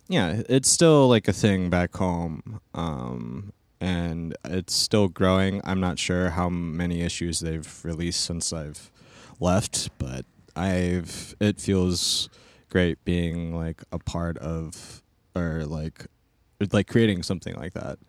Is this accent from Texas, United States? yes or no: no; Stockton, California, United States; moved away; I'm originally from Stockton, California